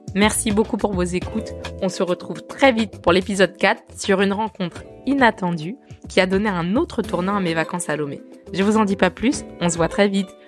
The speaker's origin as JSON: {"language": "French", "country": "France", "tie": "born or raised there", "said": "je suis née et j'ai grandi en France dans une petite ville"}